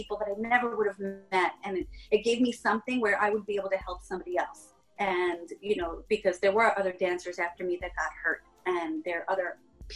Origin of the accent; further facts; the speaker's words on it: Long Island, New York, United States; I'm a chick from Long Island